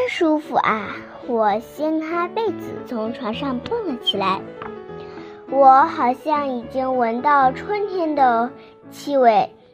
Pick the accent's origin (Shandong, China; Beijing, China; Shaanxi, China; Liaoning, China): Shandong, China; Binzhou; 我来自山东省滨州市